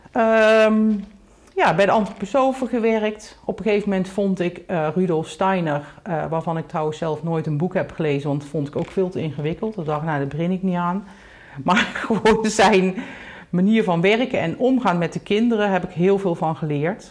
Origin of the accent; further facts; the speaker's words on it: North Brabant, Netherlands; geboren in Brabant, in een heel klein dorpje. Um, daar ben ik dus eigenlijk opgegroeid